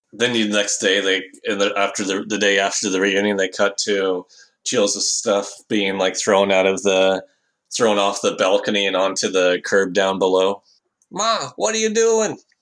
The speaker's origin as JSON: {"language": "English", "country": "Canada", "said": "I'm from Canada"}